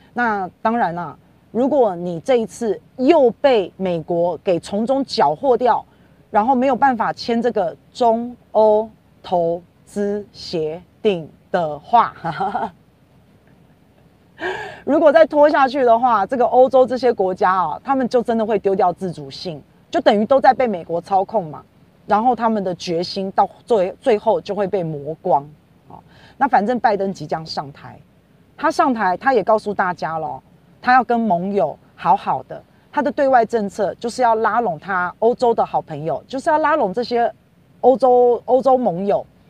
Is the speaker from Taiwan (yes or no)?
yes; Taiwan; 我们台湾人也要加油啊